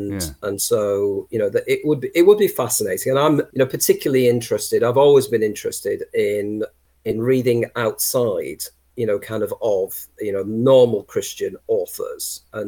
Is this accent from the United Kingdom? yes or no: yes; North West England, United Kingdom; And being a Lancastrian, I insist it's Lancashire